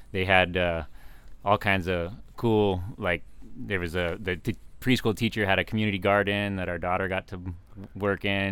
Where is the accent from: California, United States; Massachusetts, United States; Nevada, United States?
California, United States; Fallbrook; also born or lived in San Diego; now in Temecula, United States; I grew up in Fallbrook, so I'm kind of a, consider myself a local